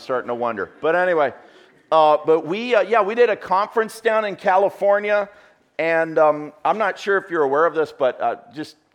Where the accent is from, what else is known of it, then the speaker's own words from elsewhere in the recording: Canada; I'm from Canada.